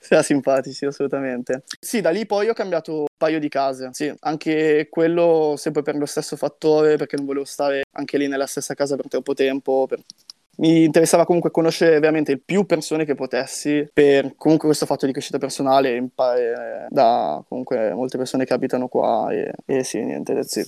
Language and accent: Italian; Milan, Lombardy, Italy; moved away as an adult; crescendo in Italia o comunque non so se è la periferia di Milano